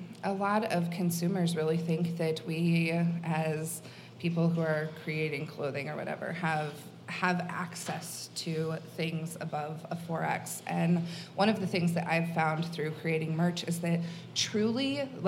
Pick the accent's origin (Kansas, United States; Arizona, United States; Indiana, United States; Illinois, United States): Kansas, United States; I'm from Kansas, and I have a lot of family here and in Cedar Rapids. A lot of my family's from Iowa, and I don't even get out to the coasts very often.